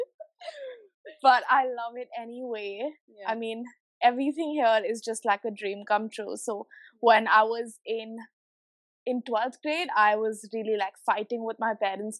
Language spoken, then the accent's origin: English; Pune, Maharashtra, India; moved away as an adult; now in Melbourne, Australia; I'm from India. I'm from a town near Mumbai. It's called Pune.